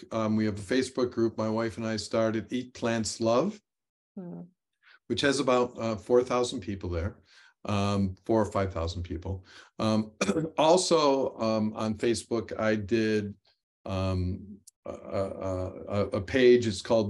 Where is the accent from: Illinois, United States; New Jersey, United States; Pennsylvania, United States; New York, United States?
New York, United States; now in North Carolina, United States; I came from New York, which had short summers, short springs, short falls, and very long winters.